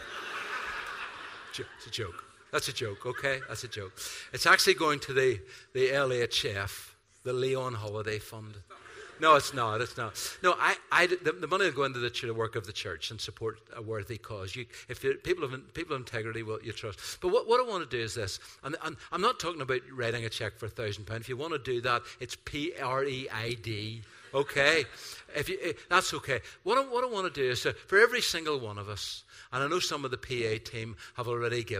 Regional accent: Ireland; I'm Irish

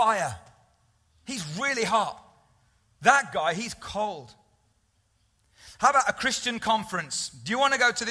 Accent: United Kingdom; we're British

